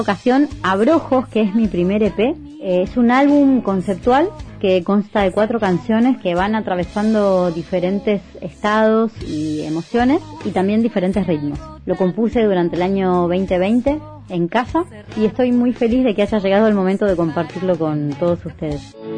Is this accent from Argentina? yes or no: yes; Buenos Aires, Argentina; Soy actriz y cantante, soy de Buenos Aires